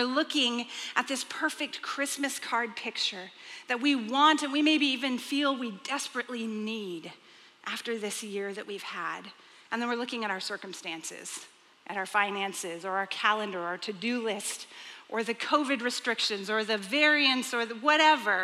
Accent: Texas, United States; when I grew up, I was raised in Texas.

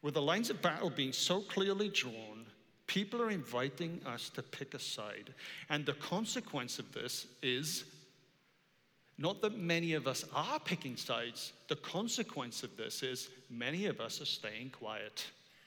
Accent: Wales, United Kingdom; I am Welsh

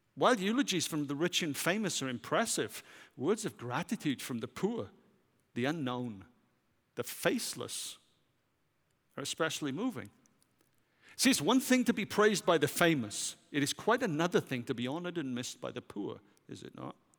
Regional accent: Wales, United Kingdom; moved away as an adult; now in United States; as a Welshman

